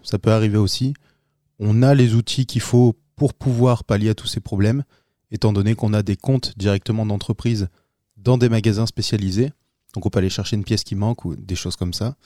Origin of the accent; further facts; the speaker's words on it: Arras, Hauts-de-France, France; now in Alès, France; je viens du Nord-Pas-de-Calais, donc je suis né là-bas, dans la commune d'Arras, et euh, depuis euh, les années 2000 je suis euh, dans le sud de la France, plus précisément dans le Gard, aux alentours d'Alès